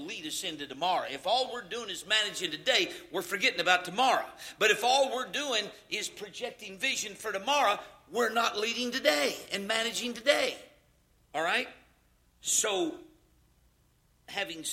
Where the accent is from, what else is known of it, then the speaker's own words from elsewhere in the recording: Louisiana, United States; I'm from Louisiana